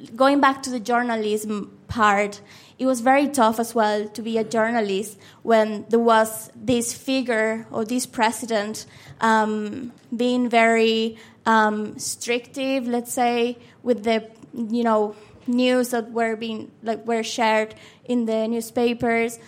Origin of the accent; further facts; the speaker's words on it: Maracaibo, Zulia, Venezuela; first language Spanish; English is a second language; moved away as an adult; now in Dublin, Ireland; the place that you were born and raised, and that's Venezuela